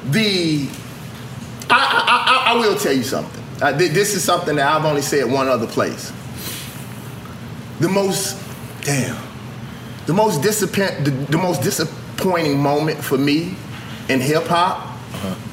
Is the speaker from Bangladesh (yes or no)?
no; the South, United States; As a Southerner, I feel the same way about the Confederate flag.